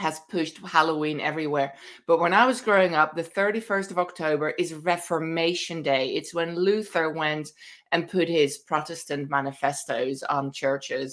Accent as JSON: {"language": "English", "town": "Amsterdam", "region": "North Holland", "country": "Netherlands", "tie": "born or raised there", "moved": "yes", "said": "I somehow managed to grow up in Amsterdam in the 1970s"}